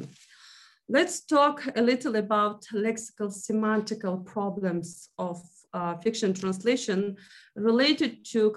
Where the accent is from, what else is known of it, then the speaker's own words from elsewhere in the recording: Uzbekistan; first language Uzbek; English is a second language; my native language and culture